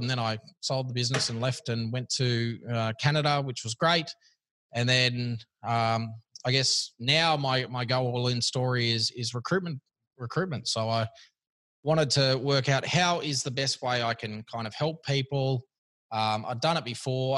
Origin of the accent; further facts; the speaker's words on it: Sydney, New South Wales, Australia; also born or lived in Kirra Beach, Queensland; I grew up here in Sydney and then moved as soon as I could uh, out of here.